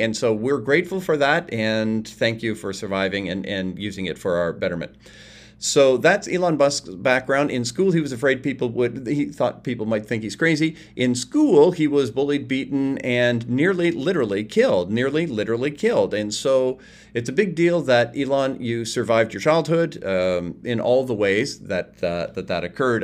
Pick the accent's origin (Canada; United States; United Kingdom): Canada; I'm from Canada. I'm in Canada recording this